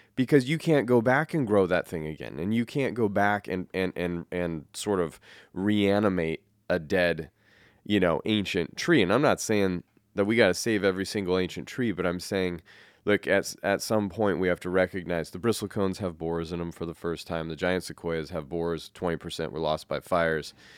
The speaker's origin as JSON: {"language": "English", "region": "Colorado", "country": "United States", "tie": "born or raised there", "also_born_or_lived": "California", "moved": "yes", "lives_now": "Saint Helens, United States", "said": "growing up in Colorado"}